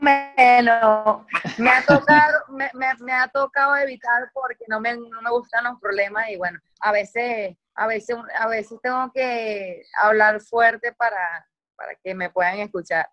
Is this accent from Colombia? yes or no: no; San Francisco, Zulia, Venezuela; accent: maracucho; moved away as an adult; now in Caracas, Venezuela; de allá de, Maracaibo, donde yo soy, de San Francisco.